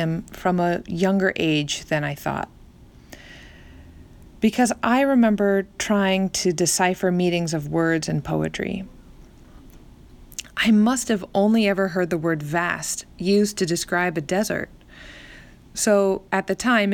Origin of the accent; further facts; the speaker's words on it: Central California, United States; also born or lived in northern New Jersey; now in New Jersey, United States; Growing up in Central California